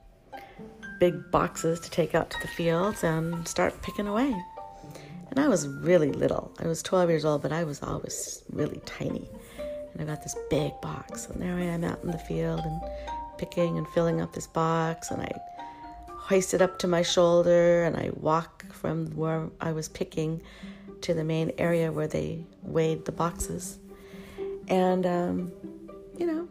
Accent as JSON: {"language": "English", "town": "Oxnard", "region": "California", "country": "United States", "tie": "born or raised there", "said": "We were growing up in Oxnard, California"}